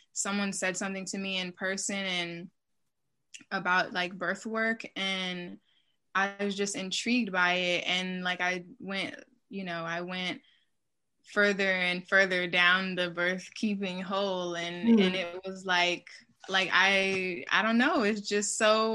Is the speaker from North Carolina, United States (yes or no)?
yes; Charlotte, North Carolina, United States; moved away; I'm originally from Charlotte, North Carolina, or occupied Catawba land.